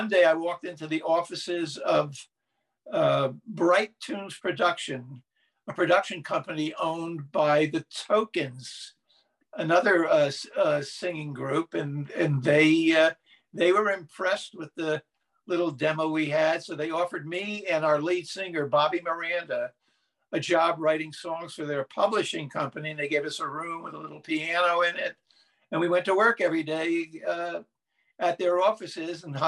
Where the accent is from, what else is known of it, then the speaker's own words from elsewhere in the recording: New Jersey, United States; also born or lived in Los Angeles; now in Joshua Tree, United States; I grew up in New Jersey, so I listened to New York stations